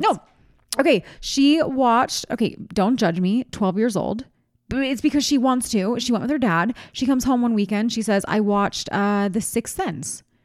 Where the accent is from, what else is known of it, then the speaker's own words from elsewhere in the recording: East Coast, United States; moved away; I'm from the East Coast, from where Mister Rogers is from